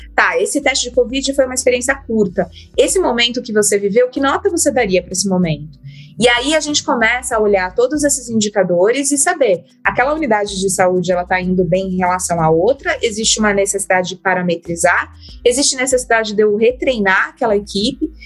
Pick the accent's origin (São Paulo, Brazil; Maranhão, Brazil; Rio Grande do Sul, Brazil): São Paulo, Brazil; eu vim de, da periferia de São Paulo